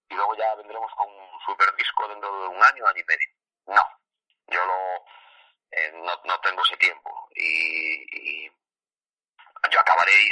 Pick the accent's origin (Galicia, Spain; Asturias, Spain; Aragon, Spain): Galicia, Spain; Vigo; yo soy de Vigo y fuimos a Madrid